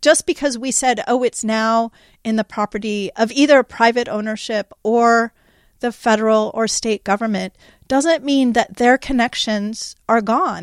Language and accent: English; California, United States; I grew up in California. This has been my home my whole life.